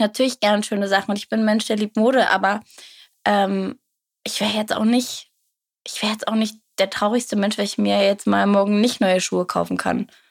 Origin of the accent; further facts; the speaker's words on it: near Wolfsburg-Braunschweig, Lower Saxony, Germany; ich komme in der Nähe aus Wolfsburg-Braunschweig